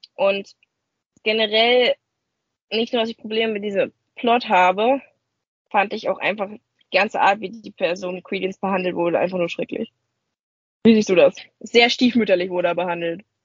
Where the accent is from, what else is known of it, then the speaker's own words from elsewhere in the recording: Germany; als Deutscher